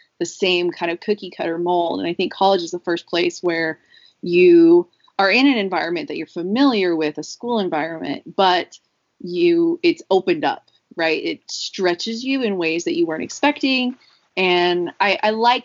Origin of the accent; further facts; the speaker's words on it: Dallas, Texas, United States; moved away as an adult; also born or lived in Nashville; now in South Carolina, United States; I'm originally from Dallas